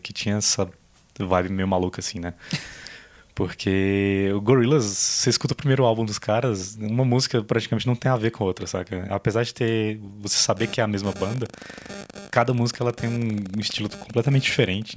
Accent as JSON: {"language": "Portuguese", "town": "Brasília", "region": "Federal District", "country": "Brazil", "said": "a gente é de Brasília"}